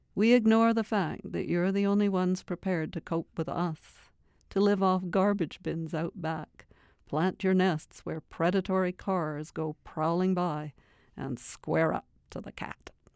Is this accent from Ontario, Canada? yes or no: yes; Toronto, Ontario, Canada; moved away as an adult; also born or lived in Scotland; now in Edmonton, Canada; I, I was a little girl in Scotland, uh, and then I grew up in Toronto, sort of Lake Ontario.